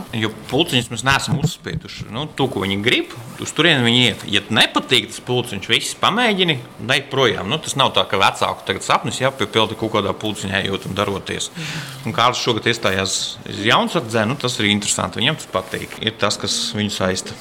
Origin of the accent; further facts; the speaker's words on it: Rudzāti, Līvāni Municipality, Latvia; now in Poland; Es esmu dzimis Rudzātos, tas ir Līvāna puse